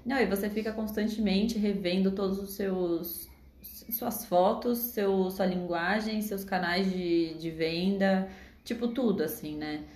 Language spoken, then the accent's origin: Portuguese; Brazil; a gente é daqui do Brasil